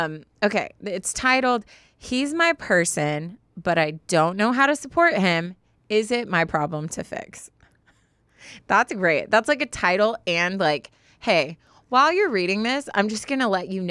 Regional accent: London, United Kingdom; We're both from London. That's where we met.

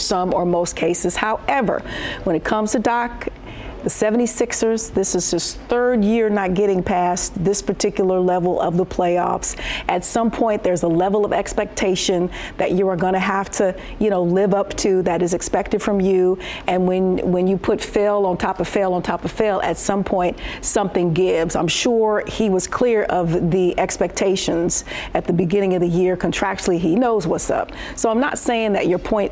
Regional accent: Detroit, Michigan, United States; I'm a heathen from Detroit

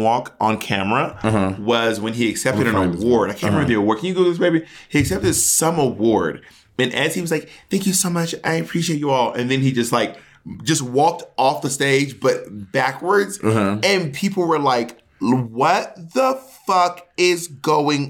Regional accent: Clayton County, Georgia, United States; I'm from Clayton County

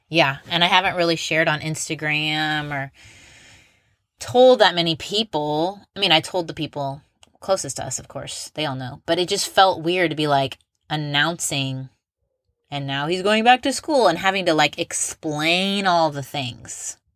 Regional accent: Indianapolis, Indiana, United States; I'm from Indianapolis

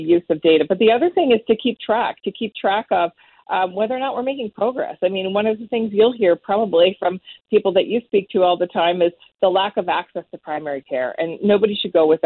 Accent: Northern Ontario, Canada; I come from Northern Ontario

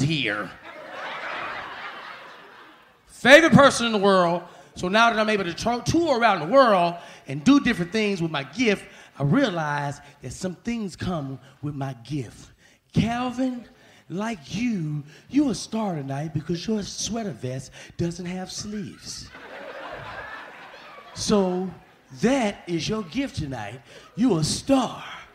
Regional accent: Alexandria, Louisiana, United States; moved away; born and raised in Louisiana, Alexandria, Louisiana

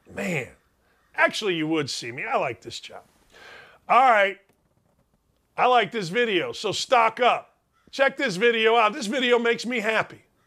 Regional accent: Chicago area, Illinois, United States; I was from the area

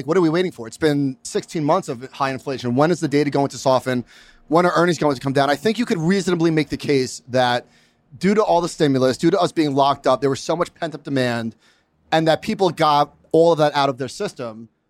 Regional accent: New York, United States; I'm a New Yorker.

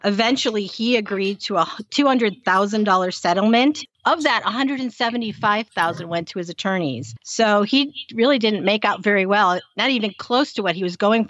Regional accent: Kansas City, Missouri, United States; how many people, when we say we're from Kansas City, think flyover state?

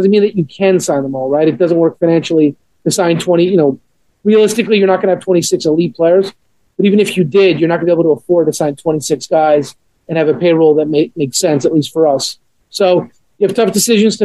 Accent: Montreal, Quebec, Canada; born or raised there; now in Atlanta, United States

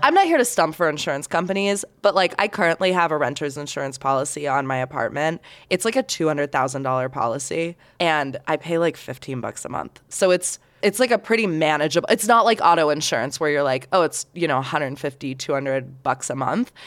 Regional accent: Sarasota, Florida, United States; now in Salt Lake City, United States; my hometown of Sarasota, Florida

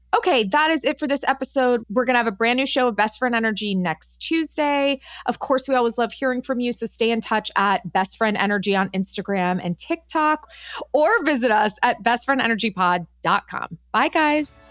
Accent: Los Angeles, California, United States; I grew up in Los Angeles.

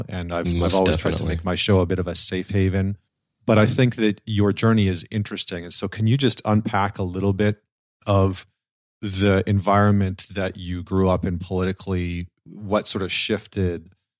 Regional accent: Alberta, Canada; like I grew up in Northern Alberta in Canada, where it's like minus 30 half of the year.

